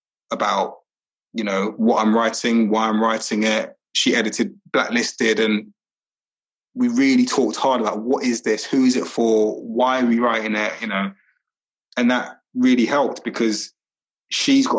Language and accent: English; London, United Kingdom; moved away as an adult; also born or lived in Highbury / Walthamstow; I grew up in Brixton